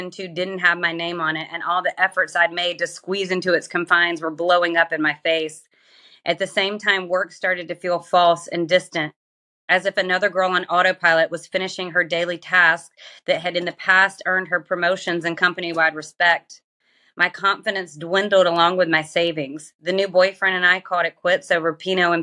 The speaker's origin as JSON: {"language": "English", "region": "Georgia", "country": "United States", "tie": "born or raised there", "said": "I grew up in Georgia and in the South, one of the most religious parts of the USA"}